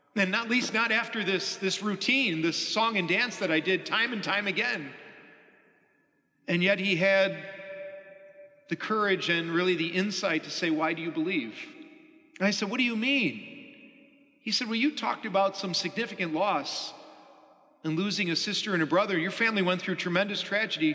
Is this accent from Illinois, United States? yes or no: yes; Chicago, Illinois, United States; growing up on the South Side and growing up in a very Catholic family